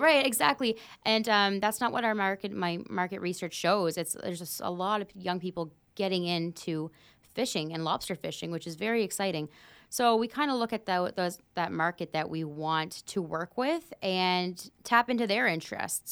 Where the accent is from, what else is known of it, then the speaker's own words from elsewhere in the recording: Pictou County, Nova Scotia, Canada; I'm from Pictou County myself.